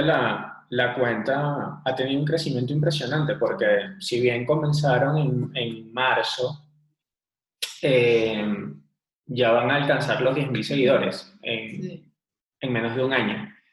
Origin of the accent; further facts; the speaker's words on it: Venezuela; now in Bogotá, Colombia; Nosotros somos venezolanos, actualmente vivimos en Bogotá